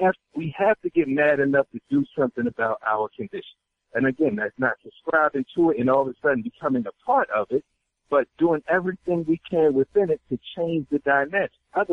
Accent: Maryland, United States; I'm from Somerset County, Maryland, Western Maryland, where the home of ECI, Correctional Institution, Eastern Correctional Institution.

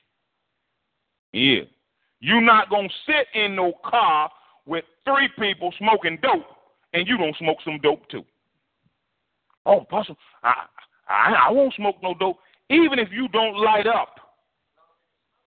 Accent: New Jersey, United States; moved away; when I grew up in New Jersey

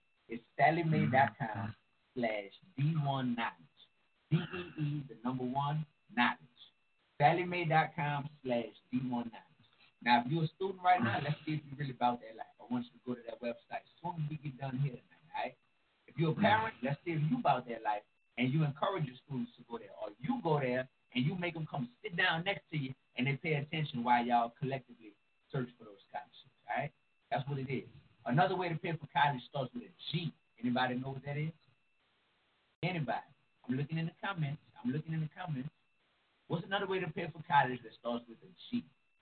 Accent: New Orleans, Louisiana, United States; from New Orleans, like me

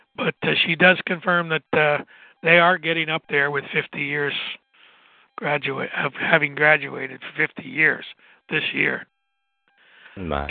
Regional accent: Southwest Pennsylvania, United States; I'm from Southwest Pennsylvania.

